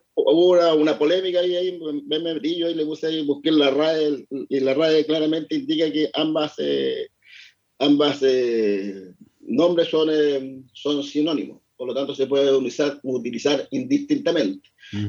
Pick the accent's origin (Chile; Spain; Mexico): Chile; somos chilenos